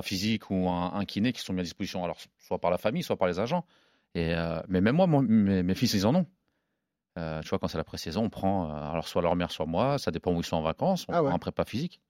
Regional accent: Normandy, France; also born or lived in Évreux / Caen; on est normand

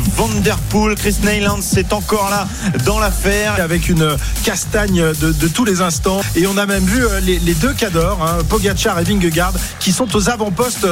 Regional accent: France; nous on est français

